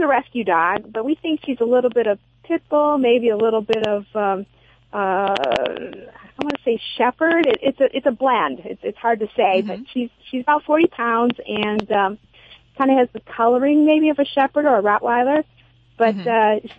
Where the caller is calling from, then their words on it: Ann Arbor, Michigan, United States; I'm calling from Ann Arbor, Michigan.